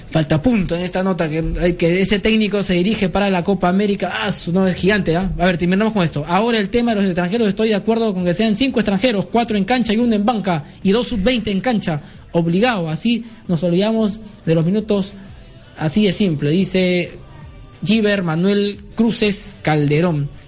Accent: Puente Piedra, Lima, Peru; Eh, acá yo también soy de Puente Piedra, saludos a la familia Jerónimo de Puente Piedra.

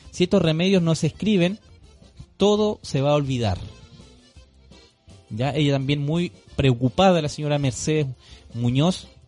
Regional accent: Santiago, Santiago Metropolitan Region, Chile; Lo digo por experiencia propia, soy de Santiago. Como organización mapuche levantamos una casa de salud ancestral mapuche.

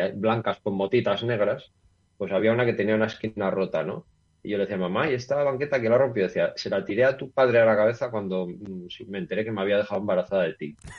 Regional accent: Gijón, Asturias, Spain; also born or lived in León; now in Noreña, Spain; yo soy de Gijón, de toda la vida, ¿vale? Yo nací en Gijón

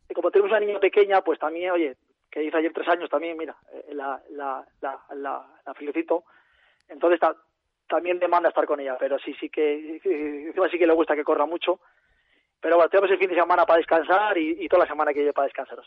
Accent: Bilbao, Basque Country, Spain; moved away; soy Bilbao, soy nacido en Bilbao, pero sí, sí, la verdad que llevo aquí tiempo ya

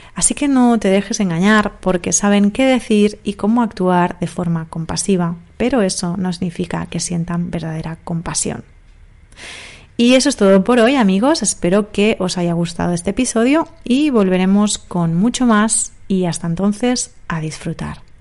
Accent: Barcelona, Catalonia, Spain; also born or lived in Granada / Madrid; acabé trabajando en mi ciudad natal, en Barcelona

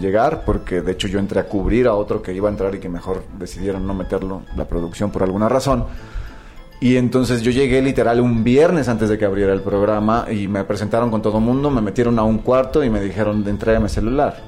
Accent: Ciudad Victoria, Tamaulipas, Mexico; de Ciudad Victoria, de Tamaulipas, de donde yo soy

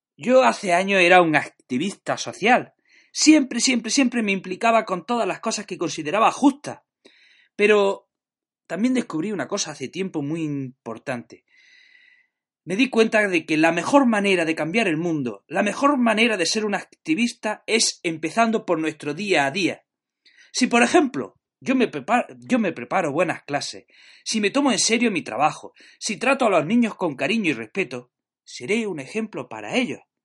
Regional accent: Jaén, Andalusia, Spain; now in Granada, Spain; soy de Jaén, pero estoy afincado en Granada

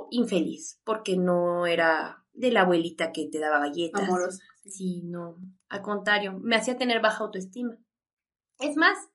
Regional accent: New York, United States; Ah, porque yo soy de Nueva York, no sé si te dije.

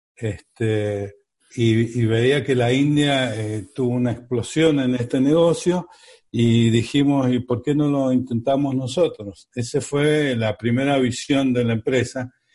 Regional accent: Mendoza, Argentina; somos mendocinos, acá teníamos la empresa

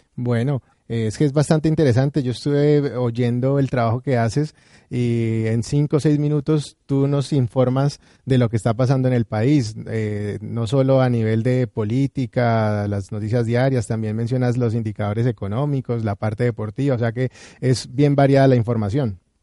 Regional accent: Colombia; nuestro país

